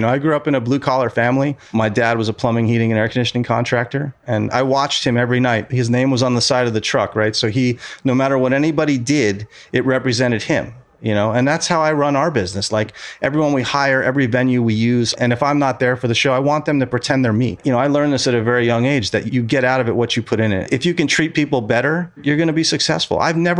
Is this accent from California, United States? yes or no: no; New York, United States; it was the Concord Hotel. That was my hometown. When I was a kid, it was still open.